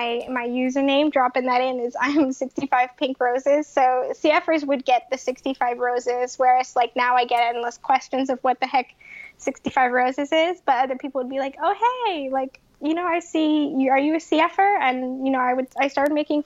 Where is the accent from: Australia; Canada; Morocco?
Canada; Winnipeg, Manitoba; moved away as an adult; now in Boston, United States; I'm originally from Canada. I'm from Winnipeg, Manitoba, just here in the States as a guest